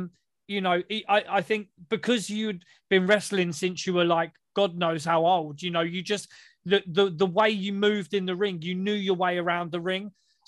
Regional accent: United Kingdom; Obviously, being British, we learn all those kind of moves

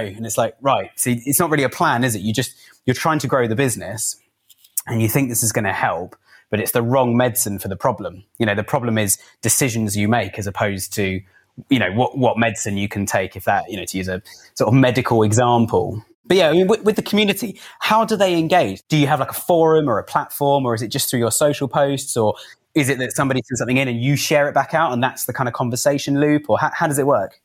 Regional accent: Cobham, South East England, United Kingdom; I grew up in Cobham in Surrey

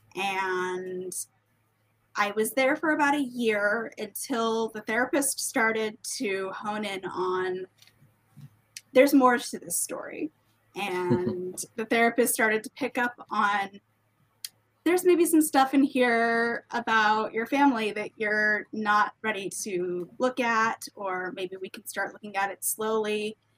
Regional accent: Washington, District of Columbia, United States; I am someone from the Washington, D.C. metro area

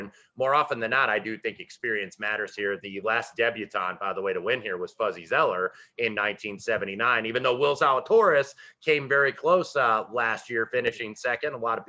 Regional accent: Indiana, United States; I'm Uncle Wes from Indiana

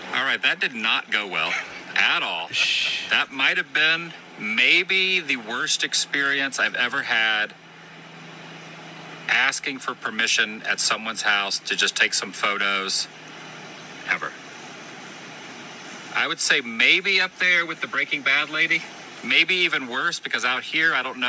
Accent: Florida, United States; this is …, I'm from Florida

